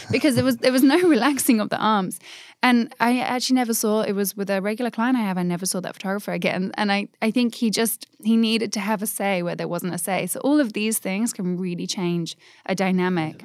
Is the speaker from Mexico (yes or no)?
no; England, United Kingdom; I'm English